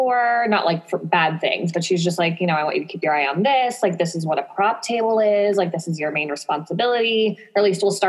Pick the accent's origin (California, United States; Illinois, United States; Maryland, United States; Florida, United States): California, United States; Sacramento; moved away as an adult; now in San Diego, United States; I'm originally from Sacramento